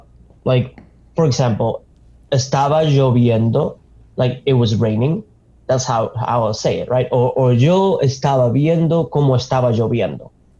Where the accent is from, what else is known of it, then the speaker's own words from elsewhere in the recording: Argentina; English is a second language; now in United States; I'm from Argentina